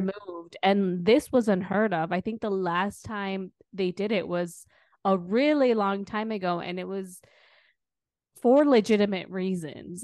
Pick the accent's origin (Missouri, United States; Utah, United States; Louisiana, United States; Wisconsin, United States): Wisconsin, United States; I'm from Wisconsin too